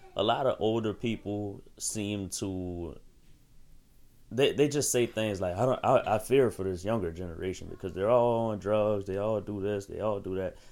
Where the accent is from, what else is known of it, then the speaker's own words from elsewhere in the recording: United States; As an American who who is black